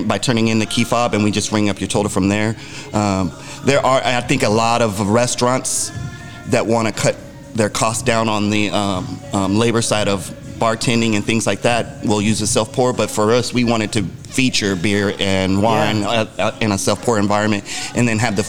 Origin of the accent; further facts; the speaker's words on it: Arizona, United States; I'm from Arizona, born and raised